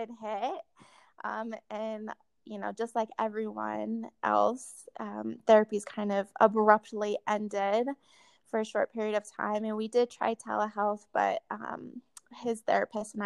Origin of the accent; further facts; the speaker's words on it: Colorado, United States; And I grew up in Colorado. My whole family is here.